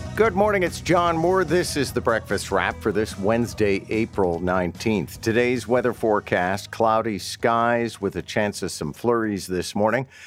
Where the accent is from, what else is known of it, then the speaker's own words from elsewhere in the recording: Montreal, Quebec, Canada; now in Toronto, Canada; I, born and raised in Montreal